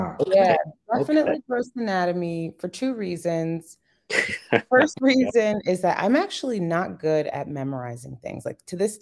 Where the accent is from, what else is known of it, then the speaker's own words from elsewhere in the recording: Yorktown, New York, United States; I'm from New York, born and raised